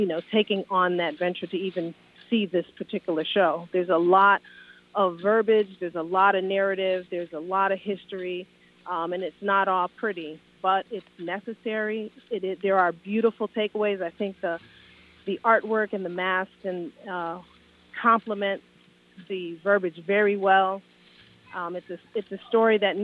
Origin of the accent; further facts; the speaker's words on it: Hartford, Connecticut, United States; I grew up in Hartford